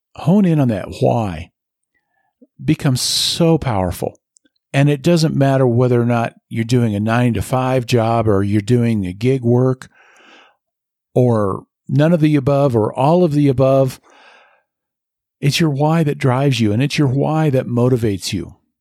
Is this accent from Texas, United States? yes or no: no; Nebraska, United States; moved away as an adult; now in Colorado, United States; I love where I grew up. I love my home state